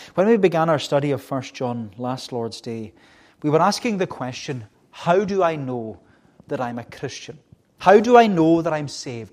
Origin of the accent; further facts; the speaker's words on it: Melbost, Scotland, United Kingdom; I was growing up, as you know, in the village uh, on the other side of the island in Melbost, a very, very good village to grow up in.